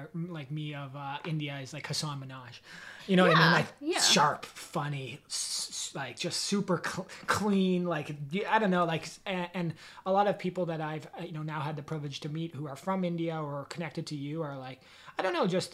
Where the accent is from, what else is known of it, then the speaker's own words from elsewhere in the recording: Canada; growing up in Canada